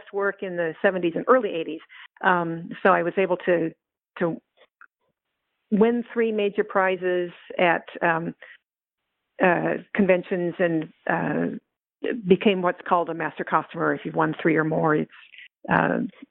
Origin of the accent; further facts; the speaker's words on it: the Bay Area, California, United States; It was a big part of our social life growing up in the Bay Area in the 1960s.